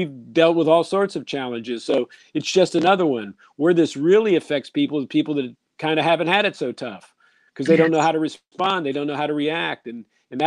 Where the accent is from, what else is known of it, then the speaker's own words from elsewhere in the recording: Columbus, Ohio, United States; I'm from Columbus, Ohio